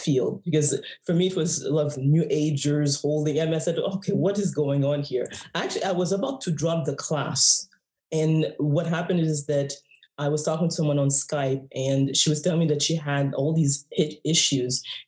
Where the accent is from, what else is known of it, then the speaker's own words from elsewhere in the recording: Haiti; I'm from the West Indies, I'm from Haiti.